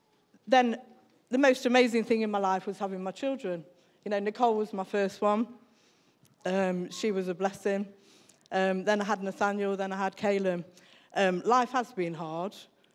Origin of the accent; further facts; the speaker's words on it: Newark, East Midlands, United Kingdom; born there; I think when I was born in Newark. I was born in 1967.